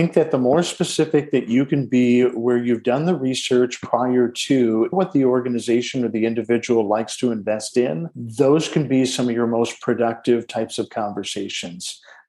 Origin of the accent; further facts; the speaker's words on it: Detroit, Michigan, United States; born there; I was born in Detroit, Michigan, in the shadow of a Ford manufacturing plant's smokestack, as my mother likes to say.